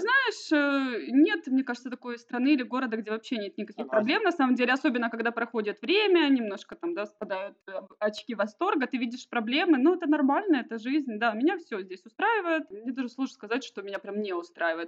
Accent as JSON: {"language": "Russian", "town": "Donetsk", "region": "Donetsk Oblast", "country": "Ukraine", "also_born_or_lived": "Kharkiv / Kryvyi Rih", "moved": "as an adult", "lives_now": "Ermasoyia, Cyprus", "said": "мы вообще сами из Донецка, потом в 2014 году уехали"}